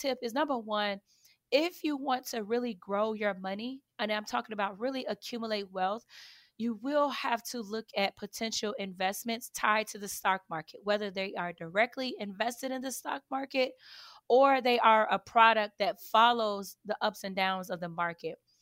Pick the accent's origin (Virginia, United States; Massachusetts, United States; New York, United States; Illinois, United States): Illinois, United States; Chicago; I grew up on the south side of Chicago, so if you guys say I'm sounding funny or if I have a little accent, that's the reason why